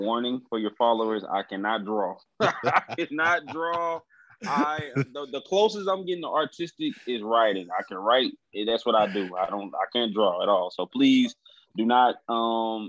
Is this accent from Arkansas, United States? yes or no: yes; Little Rock, Arkansas, United States; Originally born and raised in Little Rock, Arkansas